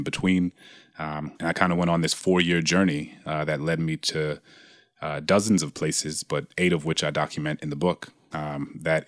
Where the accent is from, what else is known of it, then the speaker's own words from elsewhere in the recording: New Orleans, Louisiana, United States; my hometown in New Orleans